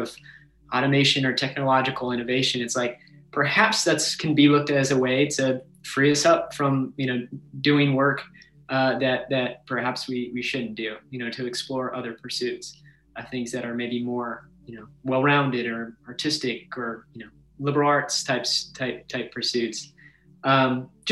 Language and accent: English; Washington, United States; now in San Antonio, United States; I'm from Washington State